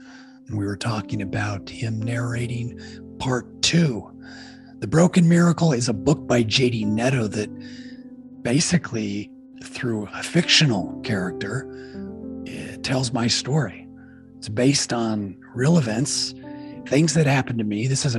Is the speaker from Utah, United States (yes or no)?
yes; Utah, United States; now in Nashville, United States; so I'm from Utah. So I'm born and raised in Utah, and I live out in Nashville, Tennessee.